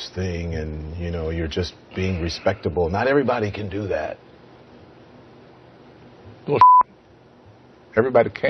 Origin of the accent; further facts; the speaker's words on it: Memphis, Tennessee, United States; born there; I was born in Memphis, Tennessee.